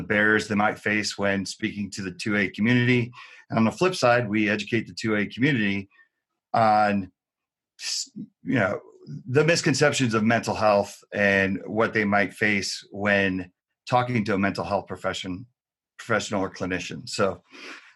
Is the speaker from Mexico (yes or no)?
no; New Jersey, United States; now in Las Vegas, United States; I'm out in Las Vegas. I grew up in New Jersey.